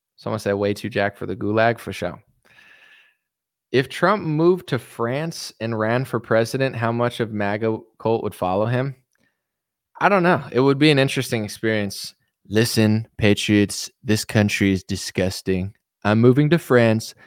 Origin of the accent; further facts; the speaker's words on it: United States; I'm an American man